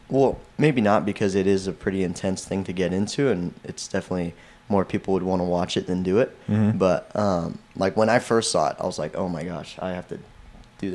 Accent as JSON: {"language": "English", "town": "Boise", "region": "Idaho", "country": "United States", "said": "I'm from Boise, Idaho."}